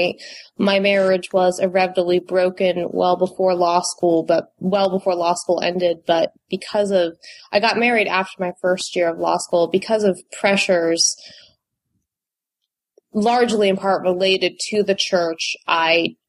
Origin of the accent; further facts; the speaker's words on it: Northern Virginia, United States; also born or lived in Utah; I grew up in Northern Virginia, born and raised Mormon